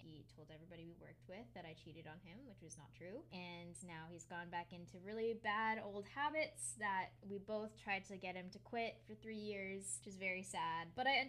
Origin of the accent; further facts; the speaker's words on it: Connecticut, United States; now in Long Island, United States; I moved from Connecticut to Long Island. I met a bunch of new people and that type of thing, but he still lives at home.